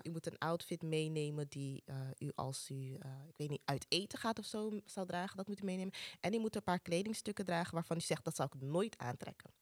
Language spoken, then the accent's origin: Dutch; Amsterdam, North Holland, Netherlands; Ik ben opgegroeid in Amsterdam Zuidoost, dus dit is mijn thuishaven